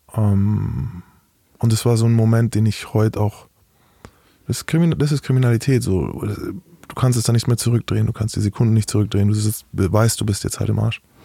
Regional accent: Bavaria, Germany; Ich bin aus Bayern.

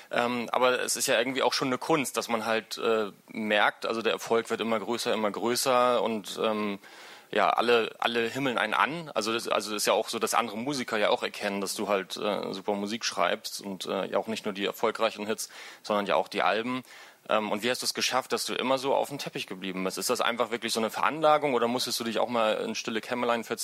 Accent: Hanover, Lower Saxony, Germany; als Hannoveraner weiß ich das, dann zieht es einen nach Berlin oder woanders hin

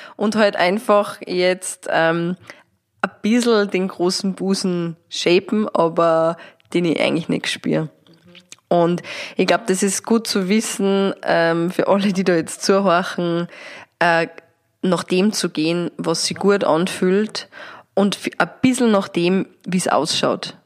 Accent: Austria; da, wo wir daheim sind, Österreich

